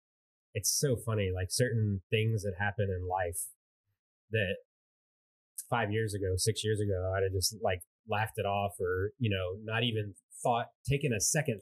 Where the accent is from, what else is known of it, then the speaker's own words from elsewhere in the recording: Virginia, United States; I grew up in Virginia